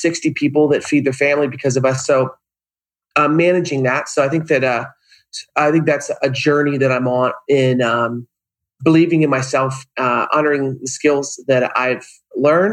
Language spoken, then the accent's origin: English; Upstate New York, United States; now in Southern California, United States; Upstate New York.